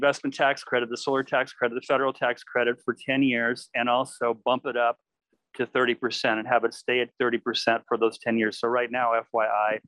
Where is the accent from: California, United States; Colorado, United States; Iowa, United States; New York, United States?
California, United States; Palo Alto; where I was born in Palo Alto